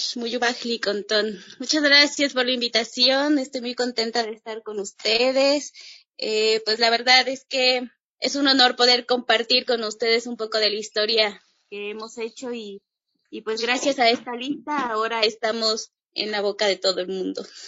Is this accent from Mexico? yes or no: yes; Chiapas, Mexico; regresarme a Chiapas y, y decidir poner el restaurante